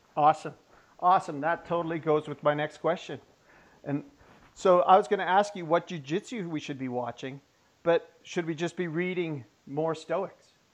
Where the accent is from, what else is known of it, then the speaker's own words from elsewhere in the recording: the Kootenays, British Columbia, Canada; I'm from the Kootenays